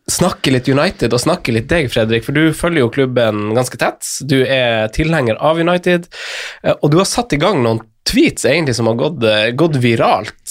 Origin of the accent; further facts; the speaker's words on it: Lørenskog, Akershus, Norway; vi er fra Lørenskog begge